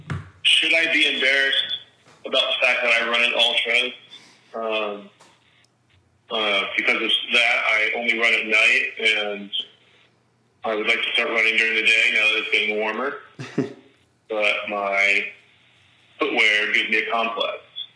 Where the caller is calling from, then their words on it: Kokomo, Indiana, United States; I'm calling from Kokomo, Indiana.